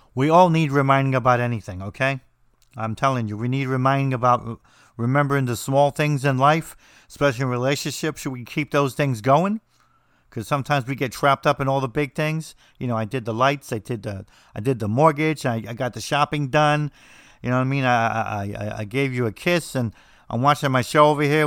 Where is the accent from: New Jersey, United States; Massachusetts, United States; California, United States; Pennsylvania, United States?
New Jersey, United States; I'm from New Jersey, so we say everything strange.